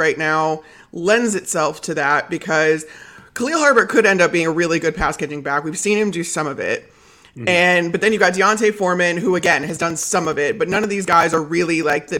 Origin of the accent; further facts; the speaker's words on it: Chicago, Illinois, United States; growing up in Chicago